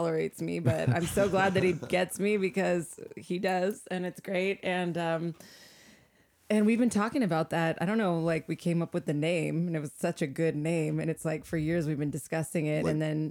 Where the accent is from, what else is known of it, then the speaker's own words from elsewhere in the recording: Los Angeles, California, United States; I grew up in Los Angeles